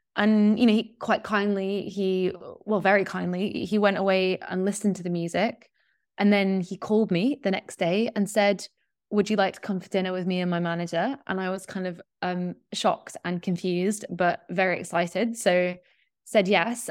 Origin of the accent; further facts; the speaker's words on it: Yorkshire and the Humber, United Kingdom; moved away; I grew up in West Yorkshire in, like, kind of in the middle of nowhere